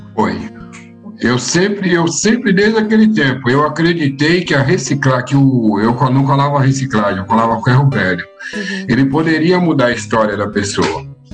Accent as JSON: {"language": "Portuguese", "region": "São Paulo", "country": "Brazil", "tie": "born or raised there", "said": "eu nasci aqui em São Paulo mesmo, eu nasci lá no Jardim Romano"}